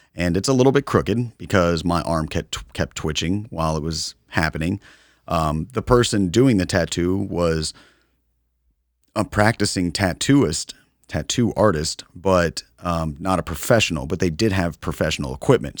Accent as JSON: {"language": "English", "country": "United States", "said": "as an American"}